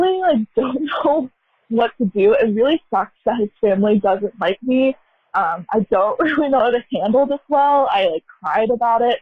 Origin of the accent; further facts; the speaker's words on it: United States; I'm American, born and raised here